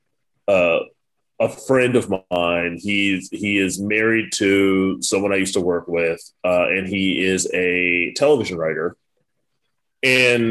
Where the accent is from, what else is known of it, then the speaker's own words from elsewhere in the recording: Richmond, Virginia, United States; Growing up in Richmond, Virginia